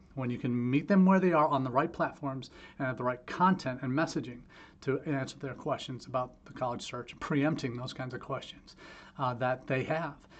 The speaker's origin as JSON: {"language": "English", "region": "Ohio", "country": "United States", "tie": "born or raised there", "said": "my hometown here in Ohio"}